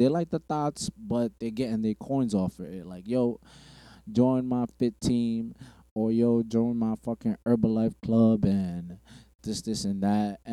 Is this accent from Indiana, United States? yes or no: no; New York City, New York, United States; I'm from Bushwick. Not the Bushwick that it was now. Bushwick back then